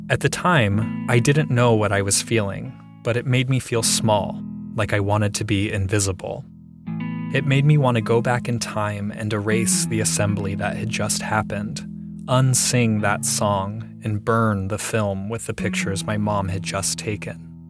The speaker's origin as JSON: {"language": "English", "town": "Columbus", "region": "Ohio", "country": "United States", "tie": "born or raised there", "said": "I grew up in Ohio"}